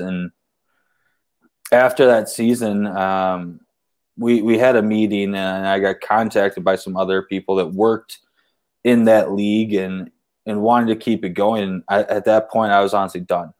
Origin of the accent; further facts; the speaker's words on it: Waterford, Michigan, United States; we have Waterford in our, that's my hometown